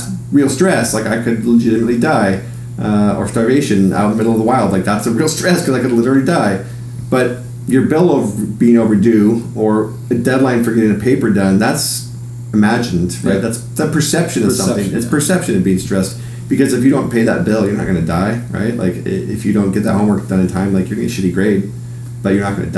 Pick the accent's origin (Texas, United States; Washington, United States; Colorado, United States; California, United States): Washington, United States; Seattle; also born or lived in Hawaii; I grew up in Seattle and I've traveled most of the world